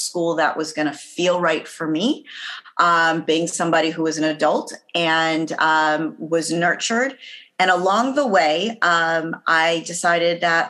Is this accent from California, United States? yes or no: yes; Los Angeles, California, United States; also born or lived in Atlanta; I'm from Los Angeles, California